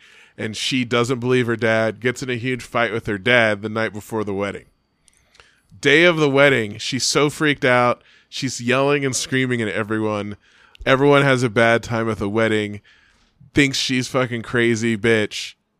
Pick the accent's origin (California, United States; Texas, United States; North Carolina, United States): California, United States; Bay Area; now in Reno, United States; I'm from the Bay Area and grew up the same time they did.